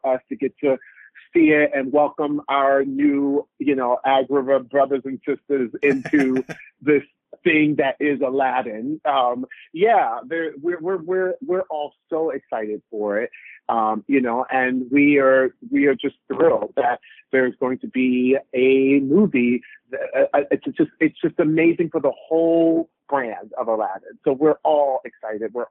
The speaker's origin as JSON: {"language": "English", "town": "Orlando", "region": "Florida", "country": "United States", "tie": "born or raised there", "said": "I grew up in Orlando, Florida"}